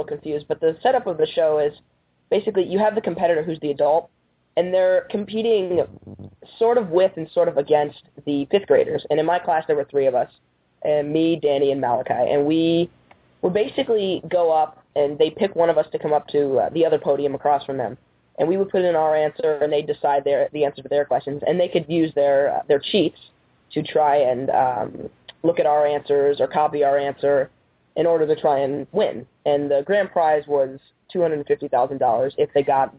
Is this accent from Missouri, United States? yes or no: yes; St. Louis, Missouri, United States; when I was 7 years old, I was living in St. Louis, Missouri. That's my hometown.